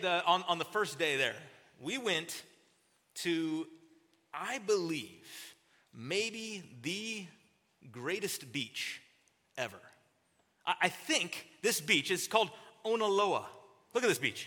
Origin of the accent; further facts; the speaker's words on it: Southern California, United States; I'm from Southern California